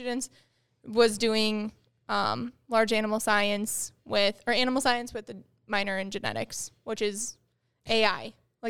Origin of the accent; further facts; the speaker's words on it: Lodi, United States; moved away as an adult; also born or lived in Nashville; So I grew up in Lodi. My parents were from Lodi.